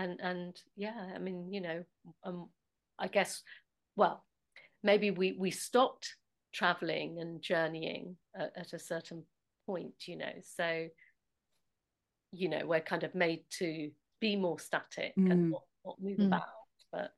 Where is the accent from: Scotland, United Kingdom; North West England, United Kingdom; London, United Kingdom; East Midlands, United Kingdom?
East Midlands, United Kingdom; Nottingham; And so we're both from Nottingham, so we both kind of probably borrowed